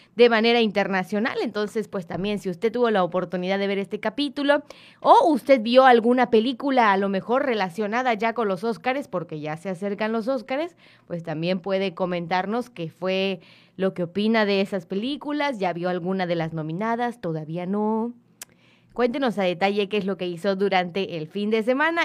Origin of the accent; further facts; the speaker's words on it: Mexico; somos mexicanos